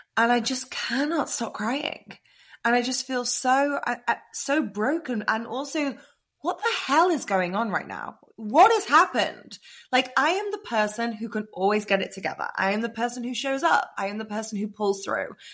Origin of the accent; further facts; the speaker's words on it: England, United Kingdom; now in Austin, United States; I'm obviously English, but I'm living in Austin